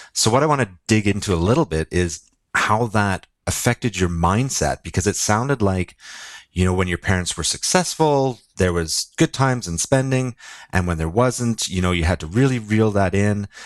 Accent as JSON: {"language": "English", "area": "Lower Mainland, Vancouver area", "region": "British Columbia", "country": "Canada", "tie": "born or raised there", "said": "I, I grew up in the Lower Mainland, which is s-, sort of the Vancouver surrounding area."}